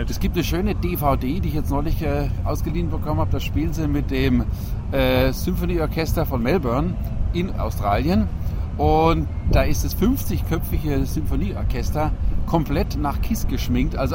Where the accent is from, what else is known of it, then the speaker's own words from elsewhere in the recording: Coburg, Bavaria, Germany; Also seit meiner Geburt quasi komme ich aus Coburg.